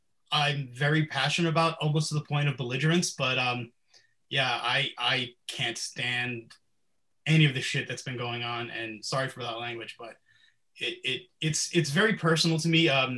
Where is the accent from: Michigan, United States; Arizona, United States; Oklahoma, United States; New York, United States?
New York, United States; New York City; growing up in New York City, most of my friends growing up were people of color.